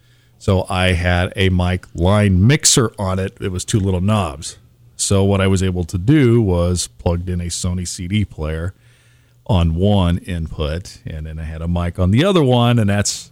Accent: Lake Tahoe, United States; I was born in Lake Tahoe, and they moved out there when I was a little guy. So I grew up there.

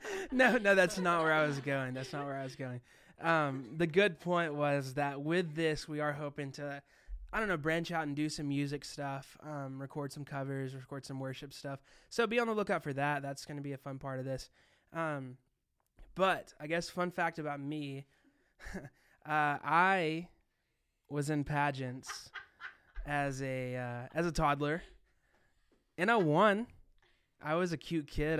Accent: Arkansas, United States; I'm being from Arkansas

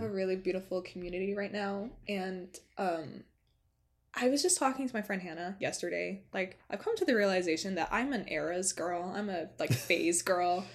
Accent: Lewiston, New York, United States; also born or lived in Los Angeles; now in Buffalo, United States; growing up in Lewiston, which is a small town north of Buffalo

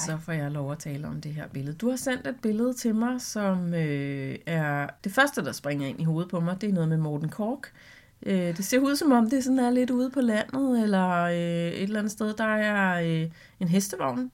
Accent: Vestegnen, Capital Region of Denmark, Denmark; jeg er fra Vestegnen

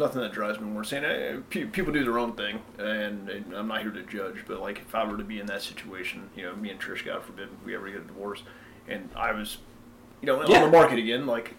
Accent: Tampa, Florida, United States; moved away as an adult; I'm from Tampa, you know. 32 years old from Tampa, joined the Marine Corps right after high school.

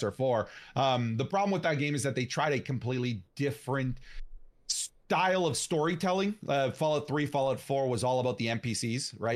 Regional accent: Canada; I'm a Canadian

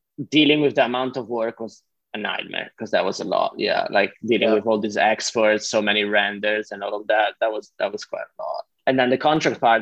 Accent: Switzerland; first language Italian; English is a second language; I'm Swiss Italian. So like part of my, like I speak Italian. That's my mother, that's my native language

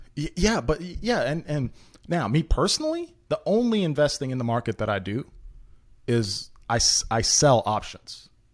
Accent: Memphis, Tennessee, United States; English is a second language; we got placed in Memphis, in North Memphis in particular. Um, well, I, I mean, I was one of, like, two white kids in my whole school, and I don't speak English

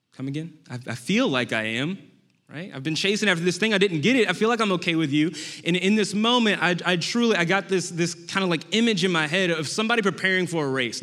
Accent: New Orleans, Louisiana, United States; moved away; I am from New Orleans, Louisiana originally

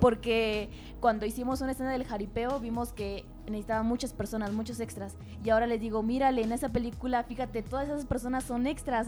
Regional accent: Tolimán, Querétaro, Mexico; soy de Tolimán, de Tolimán Querétaro.

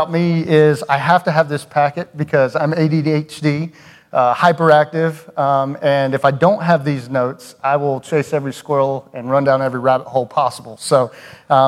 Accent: Cumming, Georgia, United States; moved away; I grew up in Cumming, Georgia. If you're familiar with Cumming, it's a little north of Atlanta

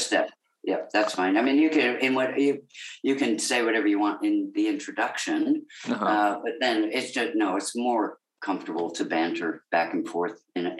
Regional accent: Connecticut, United States; accent: Australian; now in Australia; I was born in Connecticut and was raised there. See, I've been here so long that I forget I'm American as well.

